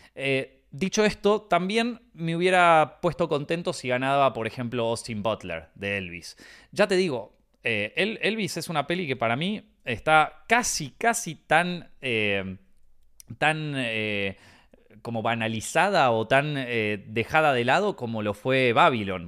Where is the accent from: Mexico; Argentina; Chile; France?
Argentina; como argentino